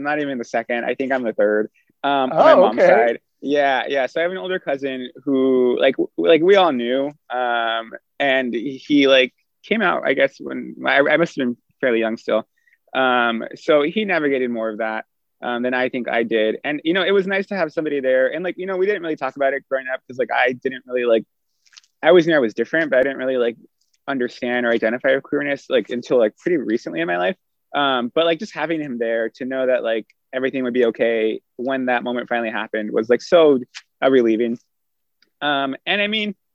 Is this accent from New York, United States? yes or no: no; Southern California, United States; I am really grateful I grew up in SoCal